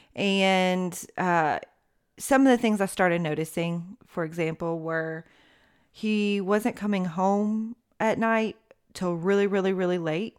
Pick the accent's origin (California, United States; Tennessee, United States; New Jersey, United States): Tennessee, United States; Knoxville; moved away as an adult; now in Smyrna, United States; born and raised in Knoxville, Tennessee